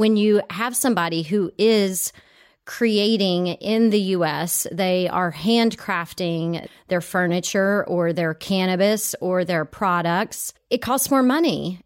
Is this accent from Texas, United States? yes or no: yes; Texas, United States; also born or lived in Italy; now in California, United States; I grew up in Texas, and I moved off to Italy.